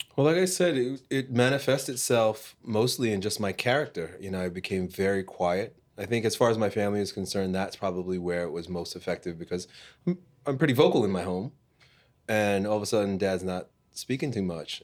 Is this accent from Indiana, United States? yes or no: no; Long Island, New York, United States; growing up in Long Island, New York